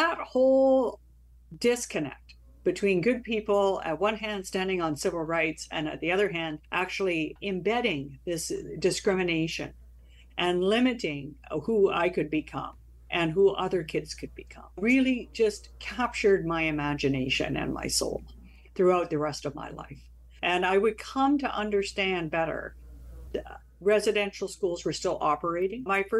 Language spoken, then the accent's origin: English; Burns Lake, British Columbia, Canada; born there; I was born in Burns Lake, BC, mm-hmm. but I never actually lived there. My father was with the Forest Service, so we would move around in the bush to forest ranger stations, etc.